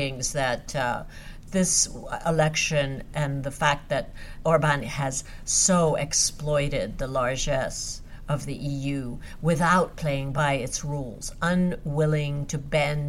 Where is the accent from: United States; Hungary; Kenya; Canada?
Hungary; first language Hungarian; English is a second language; it happens to be my homeland and Hungarian is my mother tongue